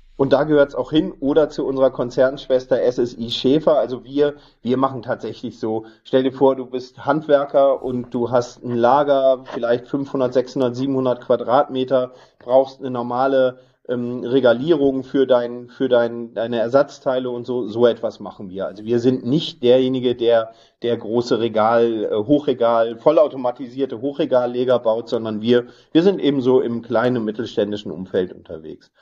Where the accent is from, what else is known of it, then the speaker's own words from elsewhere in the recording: Northern Germany, Germany; bin ähm, gebürtiger Norddeutscher